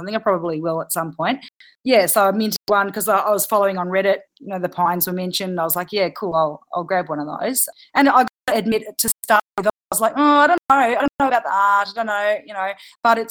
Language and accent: English; Australia; I'm Australian